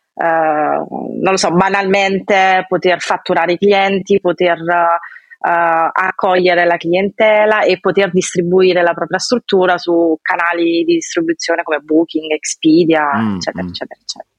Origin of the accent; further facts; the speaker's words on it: Piano di Sorrento, Campania, Italy; moved away as an adult; also born or lived in Lausanne, Switzerland; now in Paris, France; vengo da Sorrento, più precisamente Piano di Sorrento